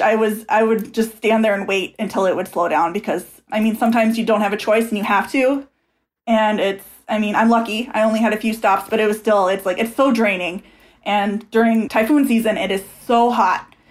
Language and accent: English; Minnesota, United States; I'm from Minnesota